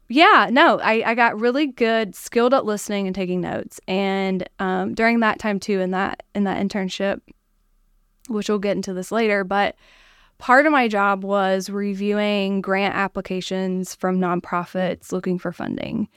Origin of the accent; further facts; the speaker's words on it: Chesapeake, Ohio, United States; moved away; So the village of Chesapeake, Ohio is where I grew up